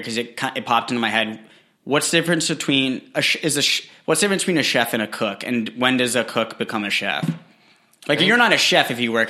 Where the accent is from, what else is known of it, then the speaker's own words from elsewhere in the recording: New England, United States; also born or lived in Los Angeles; I'm from New England